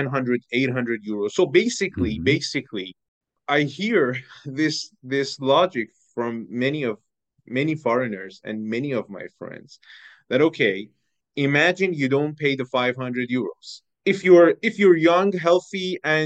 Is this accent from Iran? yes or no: yes; Iran; moved away as an adult; also born or lived in Bratislava, Slovakia; now in Slovakia; I am from Iran. I have been living in Slovakia for almost 7 years